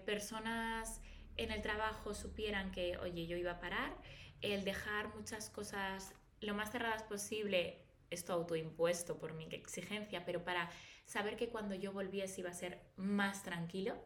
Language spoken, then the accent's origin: Spanish; Valladolid, Castile and León, Spain; moved away as an adult; now in Madrid, Spain; yo nací en Valladolid, pero llevo desde los 18 en Madrid